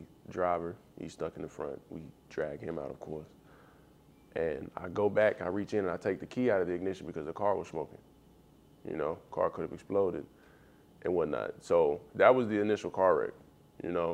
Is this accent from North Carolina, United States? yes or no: no; near Magnolia, Arkansas, United States; moved away as an adult; also born or lived in Chicago; Magnolia, Arkansas. It's like 30 minutes from my hometown